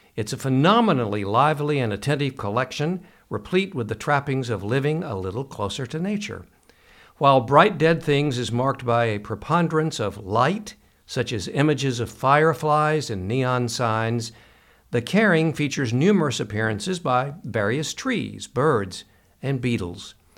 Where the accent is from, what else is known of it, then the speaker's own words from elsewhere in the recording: Kentucky, United States; we Kentuckians, lifelong natives